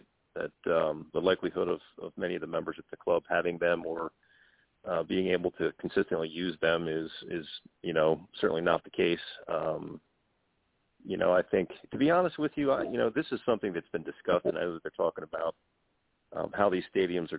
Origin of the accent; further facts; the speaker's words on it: Baltimore, Maryland, United States; I'm from the Baltimore area